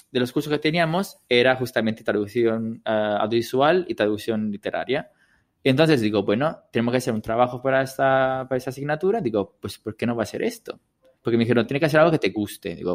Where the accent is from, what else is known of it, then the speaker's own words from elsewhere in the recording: Italy; first language Italian; Spanish is a second language; moved away; ahora que hablo italiano con mis amigas y son casi 10 años que no voy a Italia